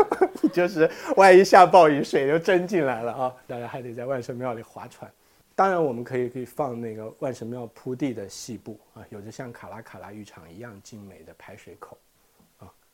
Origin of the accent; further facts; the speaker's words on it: China; 我们中国人